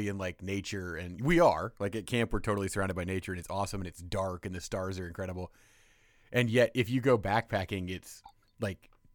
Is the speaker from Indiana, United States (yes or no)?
yes; Indiana, United States; I'm from Indiana